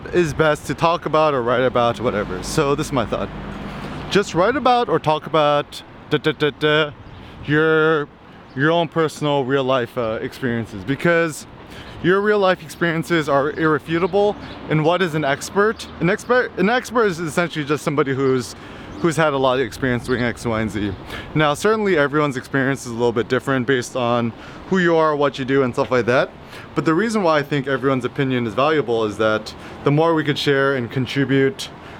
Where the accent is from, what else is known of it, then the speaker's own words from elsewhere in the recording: United States; being an American growing up in the 90s